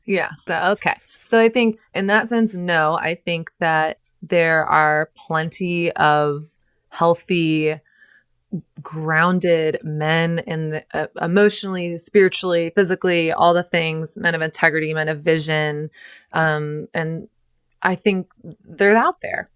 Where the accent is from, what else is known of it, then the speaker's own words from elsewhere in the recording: Texas, United States; when I was growing up in Texas